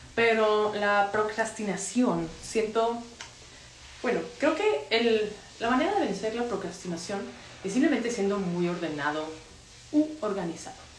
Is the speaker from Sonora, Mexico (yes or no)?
no; Monterrey, Nuevo León, Mexico; also born or lived in Mexico City; soy de Monterrey, estoy en Monterrey